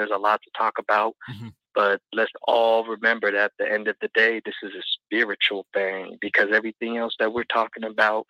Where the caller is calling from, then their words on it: Seattle, Washington, United States; I'm calling in from Seattle.